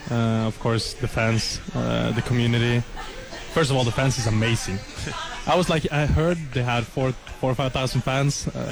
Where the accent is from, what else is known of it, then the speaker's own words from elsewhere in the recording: Skien, Vestfold, Norway; moved away as an adult; now in Lubbock, United States; I'm from Norway, from a small city called Skien.